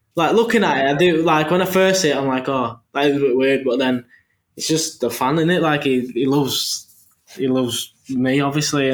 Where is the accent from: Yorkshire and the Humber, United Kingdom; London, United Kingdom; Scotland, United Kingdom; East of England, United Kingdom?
Yorkshire and the Humber, United Kingdom; Leeds; I'm from Leeds